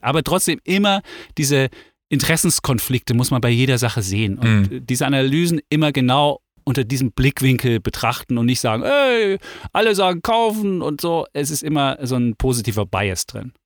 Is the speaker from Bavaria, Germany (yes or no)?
no; Leipzig, Saxony, Germany; moved away; ich bin in der DDR groß geworden, in Leipzig.